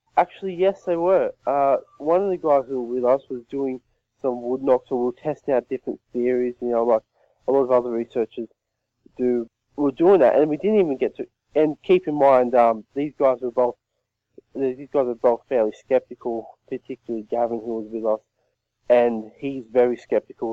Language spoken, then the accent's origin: English; Australia; where I live, there's actually a football team t- called the Yowies as well from my hometown